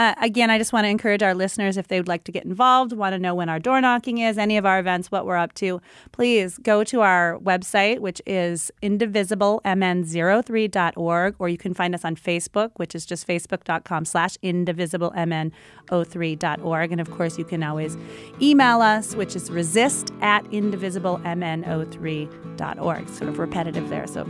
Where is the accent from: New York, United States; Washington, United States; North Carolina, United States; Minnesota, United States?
Minnesota, United States; I'm from Minnesota.